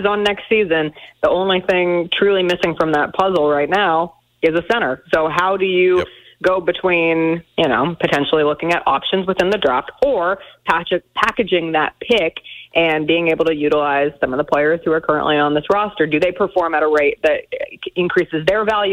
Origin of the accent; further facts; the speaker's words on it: Denver, Colorado, United States; now in Memphis, United States; my hometown team, the Denver Nuggets